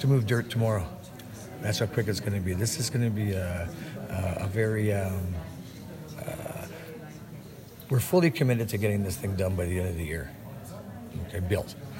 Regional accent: Edmonton, Alberta, Canada; We are Albertans. I'm an Albertan, born and raised in Edmonton, Alberta

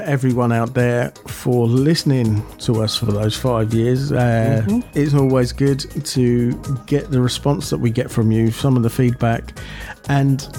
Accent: Aylesbury, South East England, United Kingdom; Park Life Weekend, that takes place at Vale Park in my hometown of Aylesbury in Buckinghamshire

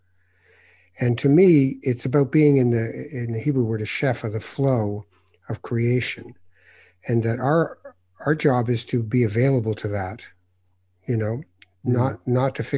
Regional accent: Canada; I always liked being Canadian

